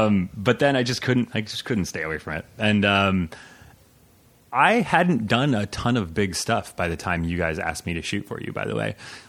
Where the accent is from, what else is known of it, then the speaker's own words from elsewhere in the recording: Aspen, Colorado, United States; moved away as an adult; also born or lived in Chiapas, Mexico / Hopi and Lakota reservations; now in Los Angeles, United States; I grew up in Aspen, Colorado / in Mexico with my with my famous, infamous mother.